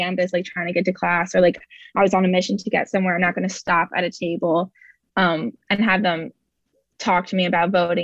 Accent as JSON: {"language": "English", "region": "New Jersey", "country": "United States", "moved": "as an adult", "lives_now": "Wisconsin, United States", "said": "I'm from New Jersey"}